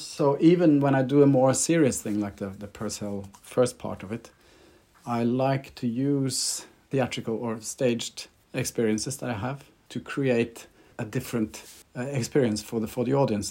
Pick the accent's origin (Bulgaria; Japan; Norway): Norway; accent: Scandi; I'm Norwegian, so you have to excuse my Scandi accent